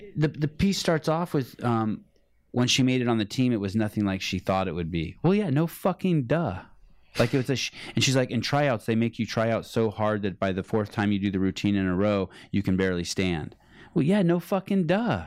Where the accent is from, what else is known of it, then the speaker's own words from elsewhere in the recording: Berkeley, California, United States; I'm from, I'm from Berkeley.